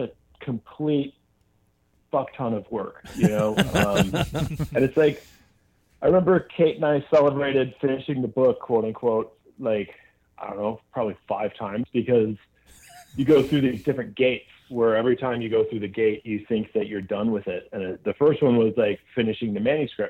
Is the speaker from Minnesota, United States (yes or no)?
yes; Minneapolis, Minnesota, United States; now in Seattle, United States; living in like the rock and roll mecca of Seattle, you know, growing up in Minneapolis